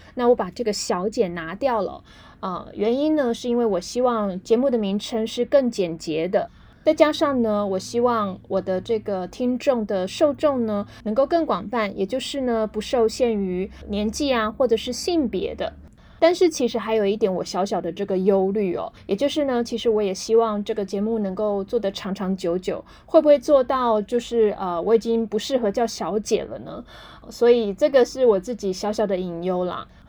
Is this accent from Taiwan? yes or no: yes; Taiwan; 我们台湾这边会讲说很爱现